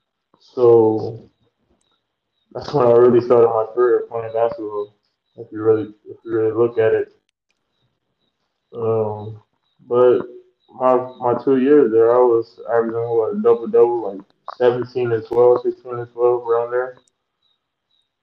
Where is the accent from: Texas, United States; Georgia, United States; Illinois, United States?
Georgia, United States; Hinesville; also born or lived in Vidalia, Georgia; I'm not from Hinesville, but I grew up in Hinesville. I was born in Vandalia, Georgia, but I claim Hinesville because I was raised there since I was in middle school